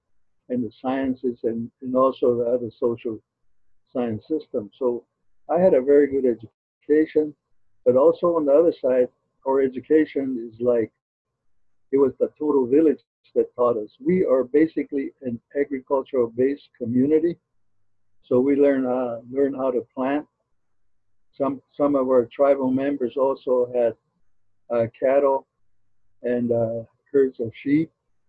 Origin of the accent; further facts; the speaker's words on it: Zuni, New Mexico, United States; I was born and raised in Zuni, New Mexico